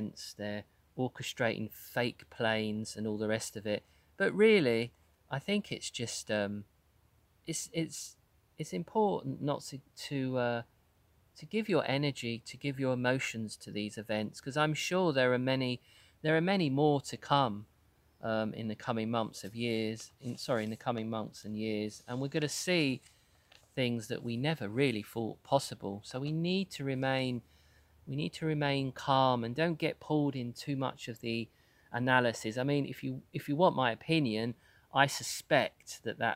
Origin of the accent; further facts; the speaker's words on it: United Kingdom; as a Brit